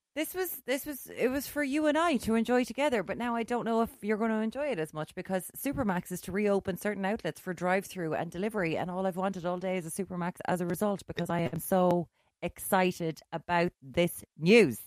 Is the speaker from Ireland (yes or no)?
yes; Limerick, Munster, Ireland; moved away as an adult; also born or lived in Galway; now in Dublin, Ireland; I'm from Limerick